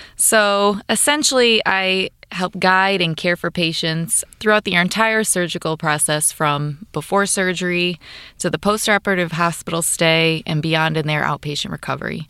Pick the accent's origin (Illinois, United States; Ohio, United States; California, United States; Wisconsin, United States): Illinois, United States; Kankakee area; also born or lived in Chicago, Illinois; I was born and raised in the Kinki area, so locally I attended and graduated from Bishop McNamara